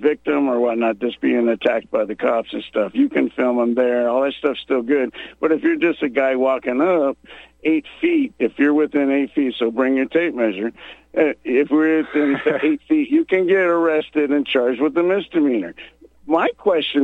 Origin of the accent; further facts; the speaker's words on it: Spokane, Washington, United States; moved away as an adult; now in Texas, United States; I grew up in Spokane, Washington